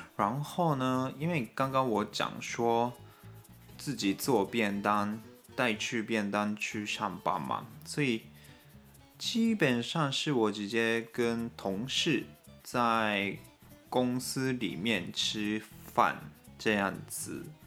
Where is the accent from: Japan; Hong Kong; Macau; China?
Japan; Chinese is a second language; also born or lived in Taiwan; 我们日本人 都是坐火车去上班